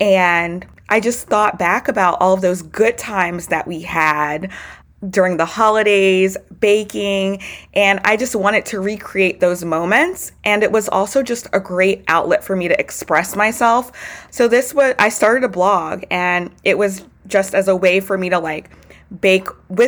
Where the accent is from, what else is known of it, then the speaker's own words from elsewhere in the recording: Baton Rouge, Louisiana, United States; I was born and raised in Baton Rouge, Louisiana. I'm positive that it's, you know, my Southern Louisiana upbringing